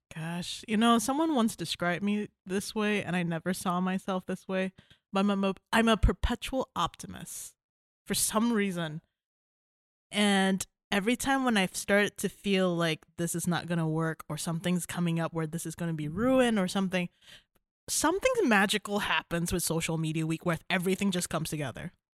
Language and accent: English; Malaysia; moved away as an adult; now in Kalamazoo, United States; I'm originally from Malaysia. I came here for school, um, and I stayed here for a boy.